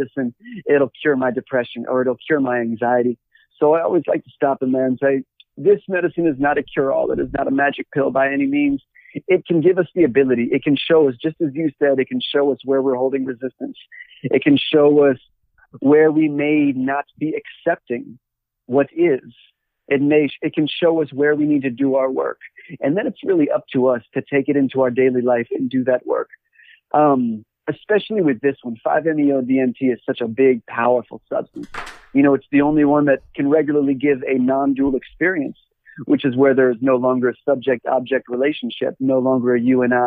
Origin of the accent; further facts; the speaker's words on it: Washington, District of Columbia, United States; moved away as an adult; now in Los Angeles, United States; I grew up in Washington, D.C., and then I ended up leaving in around 2007 and left the U.S.